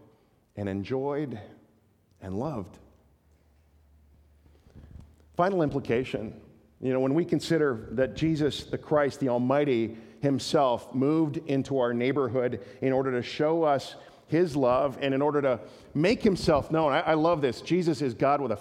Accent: Canada; we're Canadian

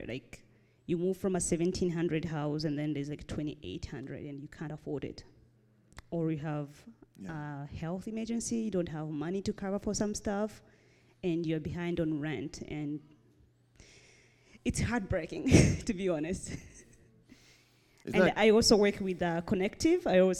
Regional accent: Burundi; born there; So I was born in Burundi

